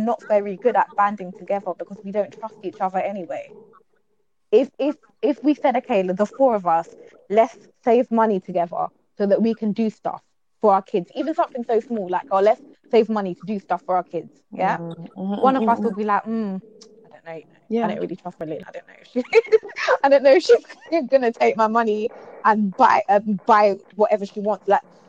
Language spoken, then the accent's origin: English; England, United Kingdom; as a people, I think that in Britain we're more fragmented.